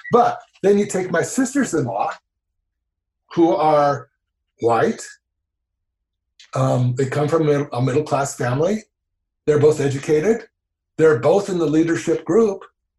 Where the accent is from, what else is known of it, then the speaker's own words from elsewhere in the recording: the South, United States; moved away; I was raised in the South